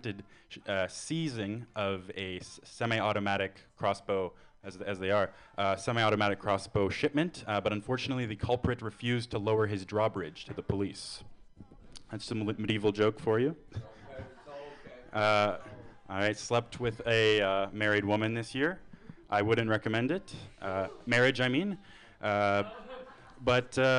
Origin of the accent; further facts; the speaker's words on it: Canada; moved away as an adult; now in San Francisco Bay Area, United States; I'm from Canada